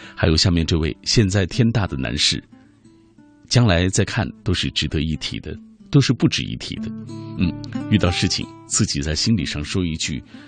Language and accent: Chinese; Xinjiang, China; moved away as an adult; now in Beijing, China; 包括我哥哥，还在塔里木油田工作